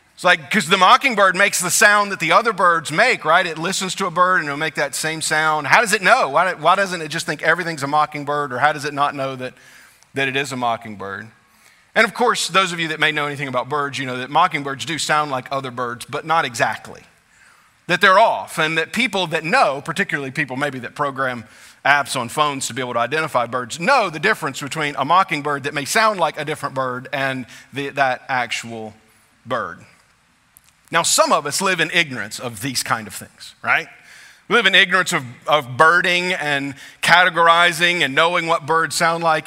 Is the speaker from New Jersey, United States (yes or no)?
no; South Louisiana, United States; I grew up in South Louisiana. My family had always lived in South Louisiana